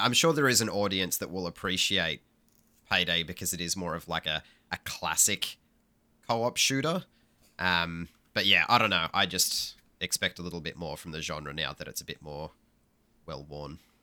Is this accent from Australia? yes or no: yes; Hobart, Tasmania, Australia; born or raised there